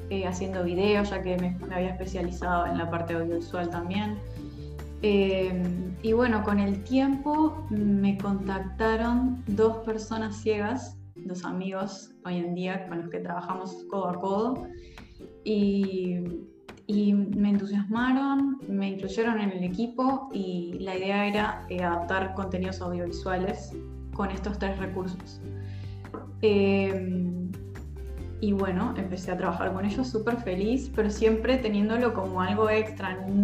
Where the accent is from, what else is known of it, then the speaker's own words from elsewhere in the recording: Venezuela; now in Uruguay; primero contarles que soy venezolana uruguaya. Hace muchos años que vivo acá, por eso hablo así.